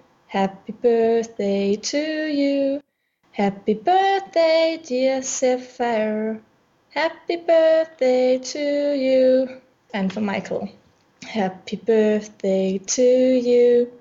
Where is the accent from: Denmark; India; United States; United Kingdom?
Denmark; English is a second language; I'm from Denmark, so that is why if my English is a bit rusty